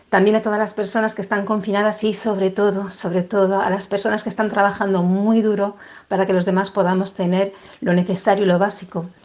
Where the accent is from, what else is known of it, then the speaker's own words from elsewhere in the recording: Spain; no me sorprenden porque soy española y lo veo a diario.